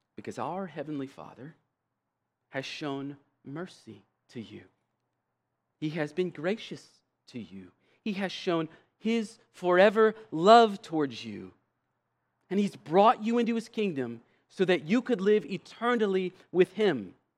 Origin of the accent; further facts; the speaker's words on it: United States; our having been born as American citizens